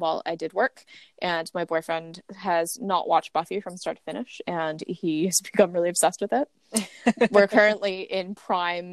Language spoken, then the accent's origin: English; United States; moved away as an adult; now in United Kingdom; I say that as an American, like, living in the UK, but I've been here for 3 years